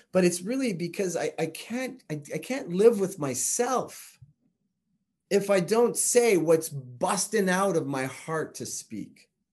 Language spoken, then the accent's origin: English; Canada; I'm Canadian